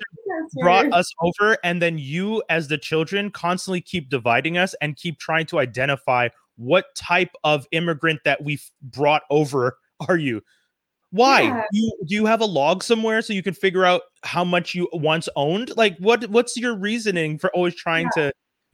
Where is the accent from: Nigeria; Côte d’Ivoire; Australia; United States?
Côte d’Ivoire; I said I'm from Côte d'Ivoire.